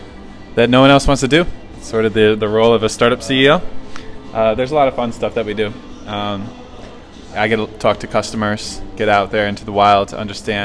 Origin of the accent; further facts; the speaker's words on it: Catskill, New York, United States; 29, from Catskill, New York, home of Mike Tyson.